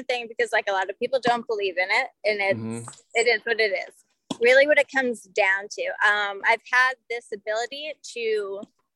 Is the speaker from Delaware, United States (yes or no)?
no; Salem, Massachusetts, United States; now in St. Petersburg, United States; I'm from Salem.